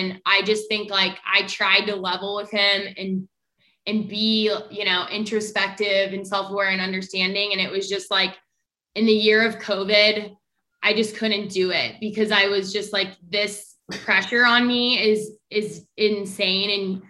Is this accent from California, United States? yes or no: no; Kansas City, Missouri, United States; Kansas City.